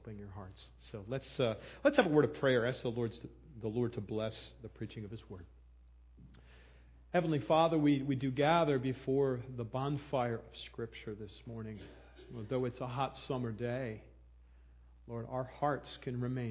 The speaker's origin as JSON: {"language": "English", "town": "Philadelphia", "region": "Pennsylvania", "country": "United States", "moved": "as an adult", "lives_now": "Millersville, United States", "said": "came from Philadelphia area to land here. So I'm not a native, and apparently you'll never be a native, even if you've lived here for 50 years, you know. So I'm used to the fact that I'm an outsider. I'm a Philadelphian, if you can't pick that up in my accent"}